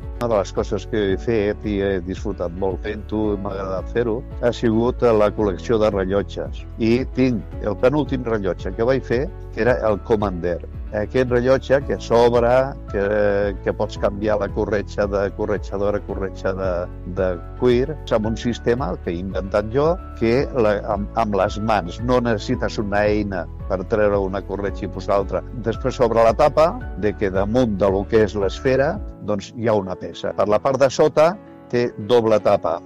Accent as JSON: {"language": "Catalan", "town": "Tarragona", "region": "Catalonia", "country": "Spain", "tie": "born or raised there", "also_born_or_lived": "Altafulla", "said": "soc de Tarragona, soc nascut a 1950 a la plaça del Paiol"}